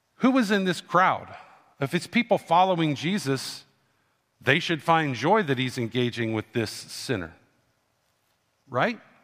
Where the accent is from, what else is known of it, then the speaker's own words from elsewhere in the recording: Canton, Ohio, United States; When I grew up, I grew up in Canton, Ohio, which was the home of the Football Hall of Fame